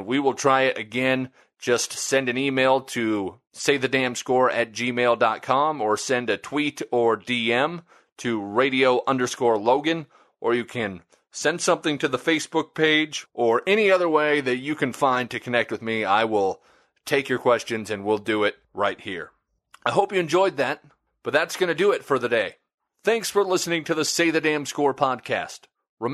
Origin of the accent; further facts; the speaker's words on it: Nebraska, United States; moved away; also born or lived in Vermilion; I grew up in Nebraska, where college football means everything